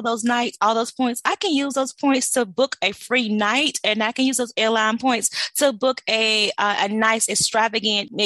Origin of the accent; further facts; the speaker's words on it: White Springs, Florida, United States; I'm originally from, born and raised in Florida. So I'm from a little small town called White Springs.